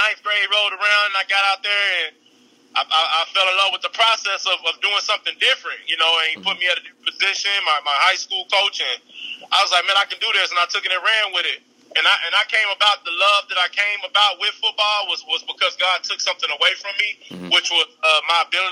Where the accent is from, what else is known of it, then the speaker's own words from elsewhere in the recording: Redwater, Texas, United States; also born or lived in Texarkana, Texas; I grew up actually in a small town of Redwater, Texas, 15 miles away from Texarkana